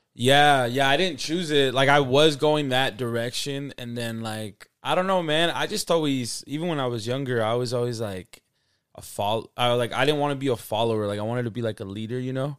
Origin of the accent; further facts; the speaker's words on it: Salt Lake City, Utah, United States; I'm from Salt Lake City, Utah. You know, I grew up here, born and raised